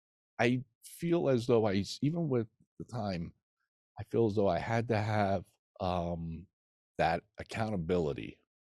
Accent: New Jersey, United States; You know, he's from Jersey. I'm from Jersey. Why didn't I go where he went, you know?

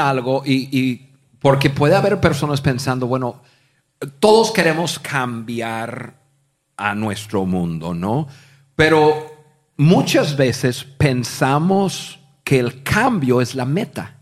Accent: United States; Spanish is a second language; moved away as an adult; also born or lived in Mexico; siendo gringos, pero gringos de gringos, que no había hablado ni una palabra de español en mi vida

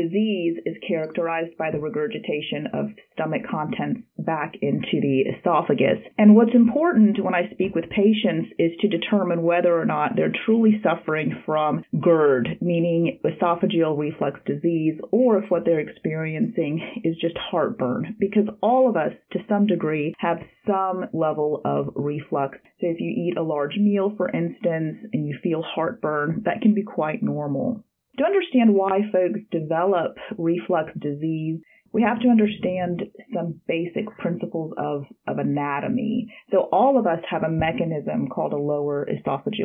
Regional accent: Harrisonburg, Virginia, United States; also born or lived in Russia / Mississippi / Birmingham, Alabama; I did my high school education at Harrisonburg High School, and I grew up in Harrisonburg

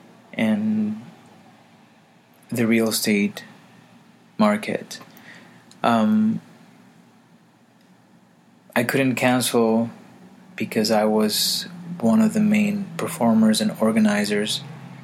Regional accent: Caguas, Puerto Rico; also born or lived in Harlem, New York; now in New York, United States; I am from Caguas, Puerto Rico, recording here in Harlem, New York.

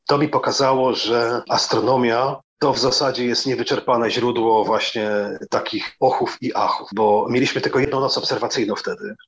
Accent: Elbląg, Warmian-Masurian Voivodeship, Poland; ode mnie z rodzinnego Elbląga

